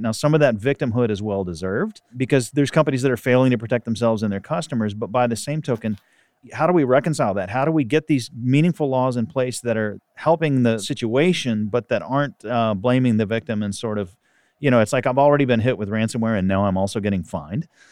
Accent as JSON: {"language": "English", "region": "Texas", "country": "United States", "said": "I'm a Texan"}